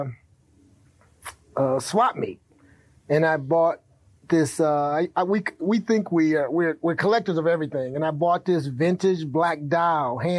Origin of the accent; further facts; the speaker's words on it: Detroit, Michigan, United States; moved away; also born or lived in Cocoa Beach, Florida; I grew up in Detroit, you know, the concrete jungle